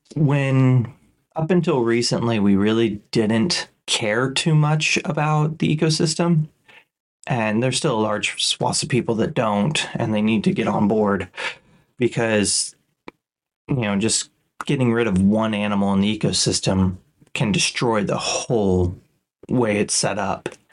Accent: Kansas, United States; growing up in Kansas

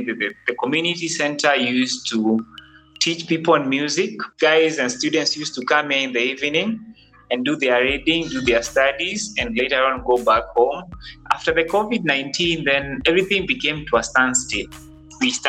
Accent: Nairobi, Kenya; I'm one person who grew up in the slums, studying in the slums, and I'm still in the slums

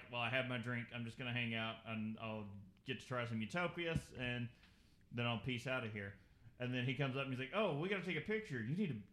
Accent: Kentucky, United States; we're from Kentucky

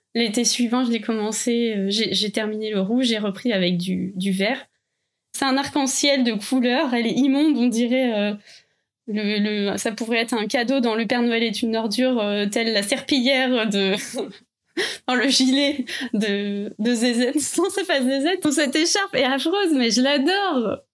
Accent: Calvados, Normandy, France; j'habitais dans le Calvados avec mes parents

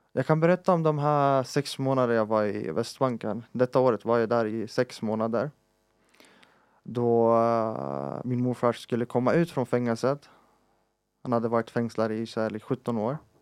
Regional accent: Palestine; moved away; vi som palestinier

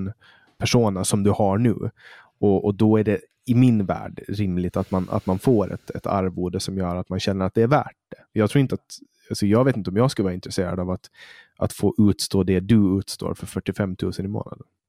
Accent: Poland; now in Sweden; där jag kommer ifrån, Polen

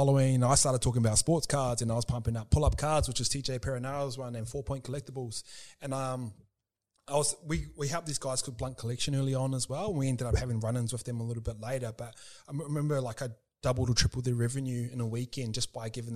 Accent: New Zealand; I am Kiwi

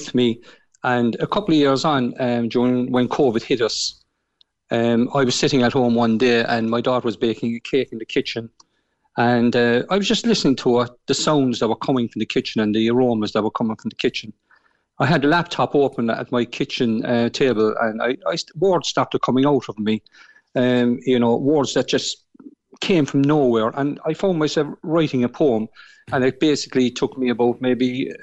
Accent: Cork, Munster, Ireland; my childhood growing up in the Shandon Street area

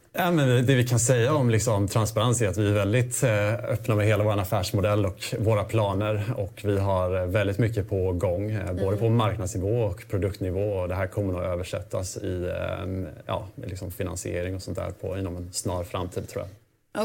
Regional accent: Småland, Sweden; så kommer jag faktiskt från Småland. Jag kommer från en gård

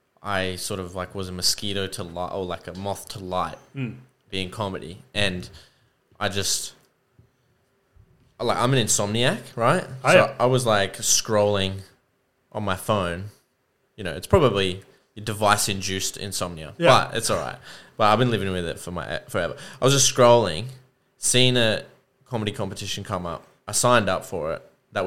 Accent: Sunshine Coast, Queensland, Australia; also born or lived in Toowoomba; Grew up on the sunny coast. Yeah, born in T-Bar. Toowoomba.

